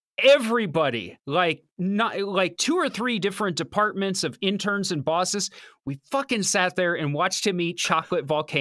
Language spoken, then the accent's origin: English; Cincinnati, Ohio, United States; moved away as an adult; also born or lived in Columbus, Ohio; But I grew up in Cincinnati. Well, outside of Cincinnati, and then I went to school there for a few years